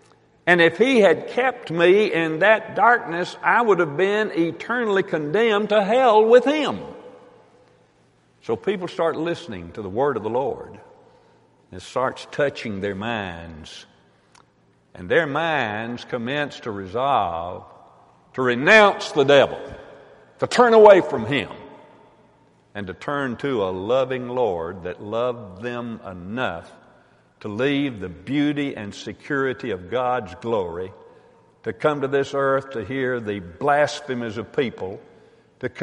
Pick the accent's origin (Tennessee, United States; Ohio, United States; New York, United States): Tennessee, United States; I'm from Tennessee